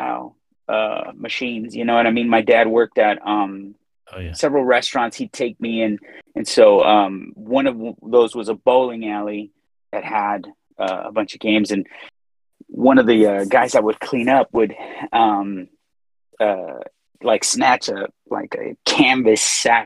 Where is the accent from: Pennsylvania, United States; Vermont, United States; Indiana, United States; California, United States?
California, United States; Inglewood; moved away as an adult; now in Austin, United States; In Inglewood. I grew up. Okay. I'm an inner city boy. So I grew up in Inglewood.